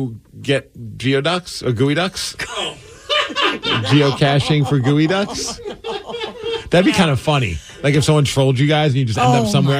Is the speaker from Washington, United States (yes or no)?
yes; Tukwila, Washington, United States; Yeah, I am from Tukwila.